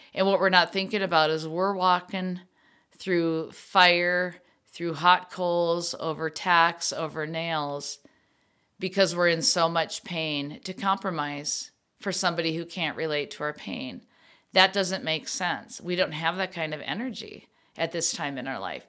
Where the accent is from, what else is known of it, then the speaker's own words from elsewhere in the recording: Minnesota, United States; I come from Minnesota family, and thank yous are so big that we always write thank yous